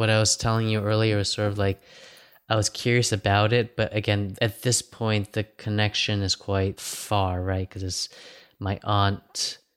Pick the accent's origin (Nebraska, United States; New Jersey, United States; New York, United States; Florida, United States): Florida, United States; Miami; moved away as an adult; also born or lived in Long Beach, California / Hong Kong (ancestry); now in China; I grew up in the U.S. Miami. I was born in Long Beach